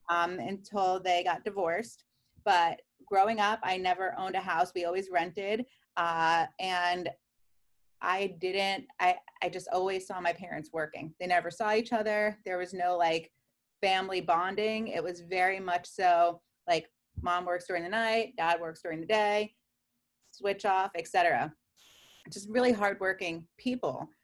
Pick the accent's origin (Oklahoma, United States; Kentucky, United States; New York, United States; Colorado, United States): New York, United States; New York City; moved away as an adult; now in Columbus, United States; I grew up in Queens, New York